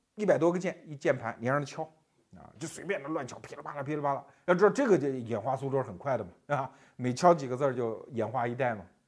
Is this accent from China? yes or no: yes; China; 我们中国人的说法